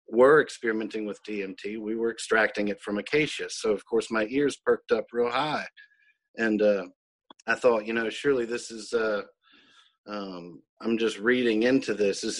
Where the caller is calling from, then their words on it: Tupelo, Mississippi, United States; I'm in Tupelo, Mississippi, uh, on our um, family farm here